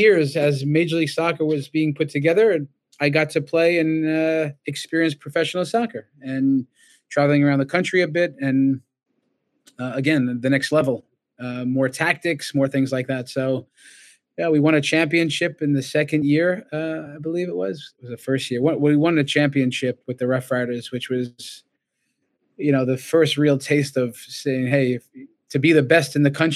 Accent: Brentwood, New York, United States; moved away as an adult; it's my hometown too

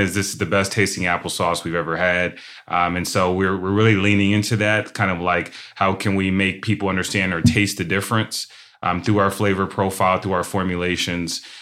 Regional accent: Shaker Heights, Ohio, United States; I'm from Shaker Heights, Ohio

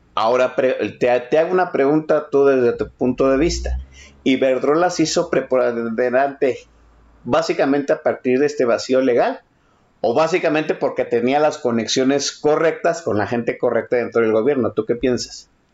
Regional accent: Guadalajara, Jalisco, Mexico; como tapatío

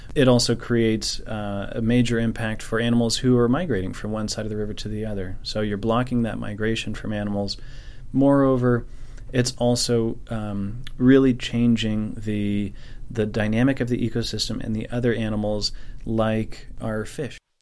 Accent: Nevada County, California, United States; I'm from Nevada County here, and, uh, third generation of my family to be here

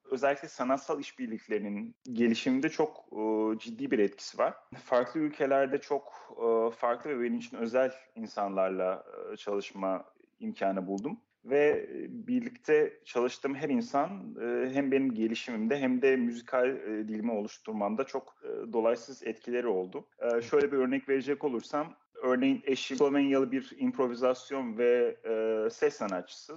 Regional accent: Turkey; moved away as an adult; also born or lived in Uzbekistan / Amsterdam, Netherlands; now in Vienna, Austria; Türkiye'de doğdum, büyüdüm.

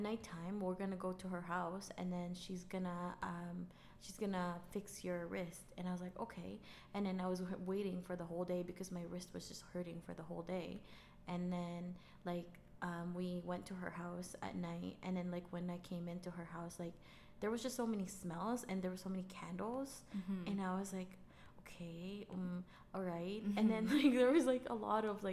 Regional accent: Manila, Metro Manila, Philippines; now in Canada; I grew up in Manila, but my dad's family is from Visayas.

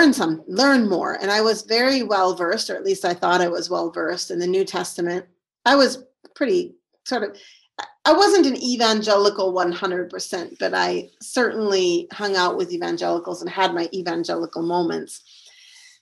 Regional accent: St. Paul, Minnesota, United States; moved away as an adult; also born or lived in Syria; So I'm from Minnesota, that's where I live now. And I grew up in St. Paul, Minnesota. I was born here

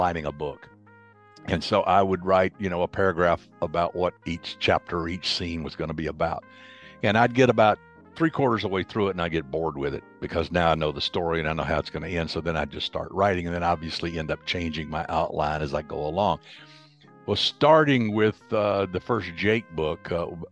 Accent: Alabama, United States; I'm from Alabama

